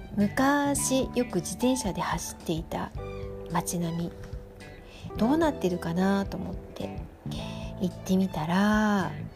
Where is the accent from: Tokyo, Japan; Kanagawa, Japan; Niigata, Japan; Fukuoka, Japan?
Tokyo, Japan; Shinjuku; moved away; 新宿出身